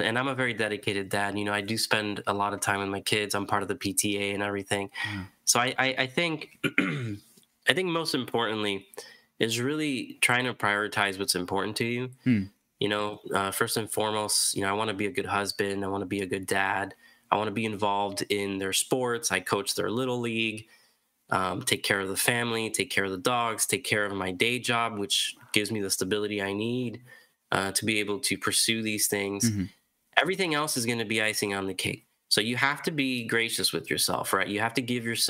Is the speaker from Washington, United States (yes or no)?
no; Rochester, New York, United States; now in Miami, United States; growing up in Rochester, I was indoors all the time